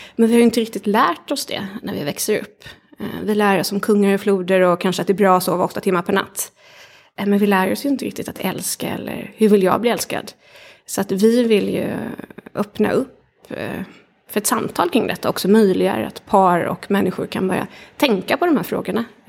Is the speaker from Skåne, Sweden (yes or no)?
no; Kalmar, Kalmar County, Sweden; jag har vuxit upp i, i Kalmar småstad